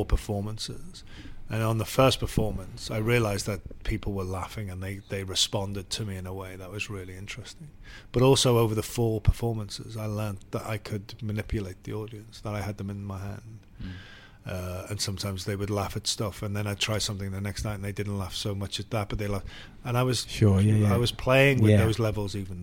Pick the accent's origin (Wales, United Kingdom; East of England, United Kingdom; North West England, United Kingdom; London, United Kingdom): North West England, United Kingdom; Liverpool; growing up in Liverpool was it's a city that takes the arts seriously